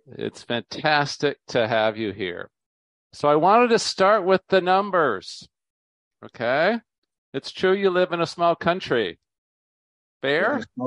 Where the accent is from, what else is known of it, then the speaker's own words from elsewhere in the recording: United States; when you grow up in America